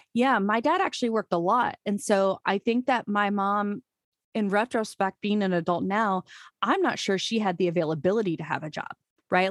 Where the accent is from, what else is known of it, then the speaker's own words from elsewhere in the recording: Urbandale, Iowa, United States; I just grew up in Iowa, graduated from Urbandale, which is a suburb of Des Moines